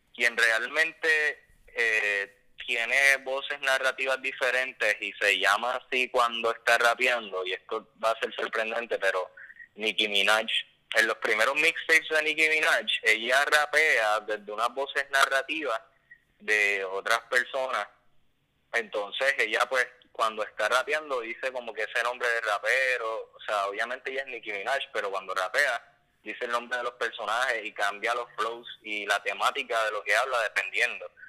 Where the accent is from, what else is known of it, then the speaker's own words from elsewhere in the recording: Puerto Rico; la herencia cultural que, tenemos como puertorriqueños